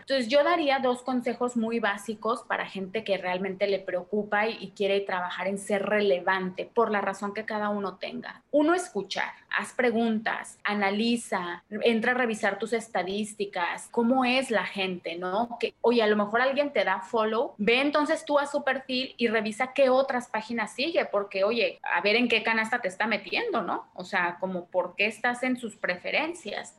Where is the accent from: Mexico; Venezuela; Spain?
Mexico